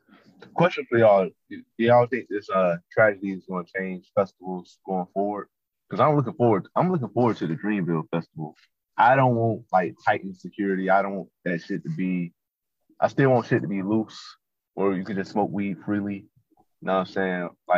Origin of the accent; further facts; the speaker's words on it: the South, United States; I'm from the South